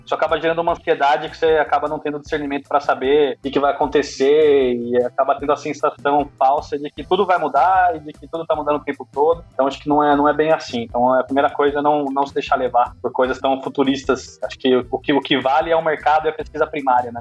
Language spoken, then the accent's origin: Portuguese; Brazil; como brasileiro